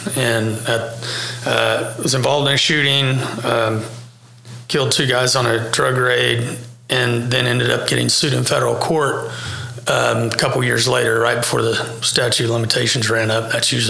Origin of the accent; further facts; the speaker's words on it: El Reno, Oklahoma, United States; I'm from Oklahoma City, grew up here in El Reno, which is just 30 minutes west, and went to high school here, went